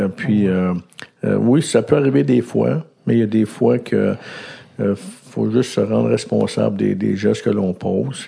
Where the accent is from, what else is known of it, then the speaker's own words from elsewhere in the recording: Laval, Quebec, Canada; je suis né à Laval. Et puis, euh, j'ai grandi à Laval